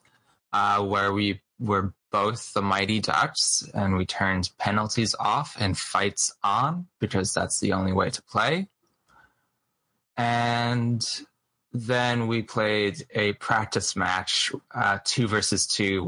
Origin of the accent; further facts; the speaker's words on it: New Jersey, United States; I'm from New Jersey, so I was surrounded by hockey fans.